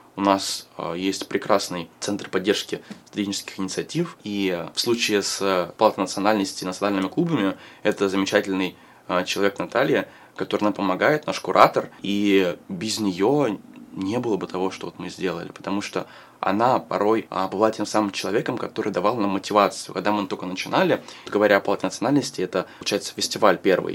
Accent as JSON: {"language": "Russian", "region": "Moscow", "country": "Russia", "tie": "born or raised there", "said": "Я а, родился и вырос в Москве"}